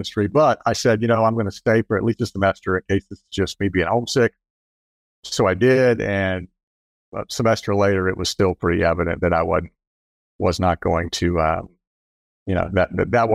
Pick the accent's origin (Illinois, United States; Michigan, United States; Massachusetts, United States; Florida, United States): Florida, United States; Jacksonville; I grew up actually in Jacksonville. I'm a fourth generation in Jacksonville.